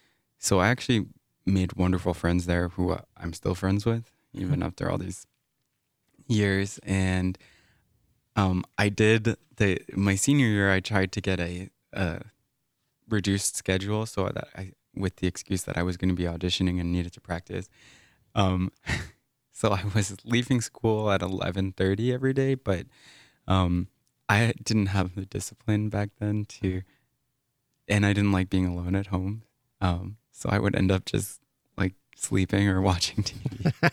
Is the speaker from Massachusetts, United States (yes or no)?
yes; Massachusetts, United States; moved away; Whereas where I was growing up in Massachusetts, I would say looking back was a pretty toxic environment that promoted mediocrity and shunned any kind of exceptionalism.